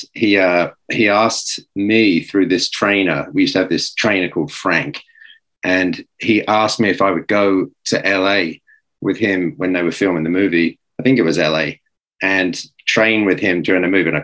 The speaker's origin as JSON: {"language": "English", "region": "England", "country": "United Kingdom", "also_born_or_lived": "New York City", "moved": "as an adult", "said": "I was a kid from England"}